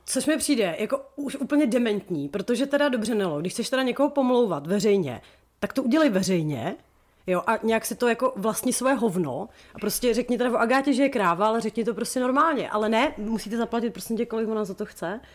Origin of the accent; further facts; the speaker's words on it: Czechia; z České republiky